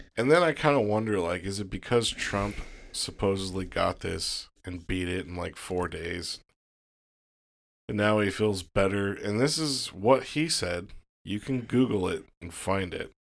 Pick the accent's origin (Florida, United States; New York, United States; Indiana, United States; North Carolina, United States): Florida, United States; I was born in Florida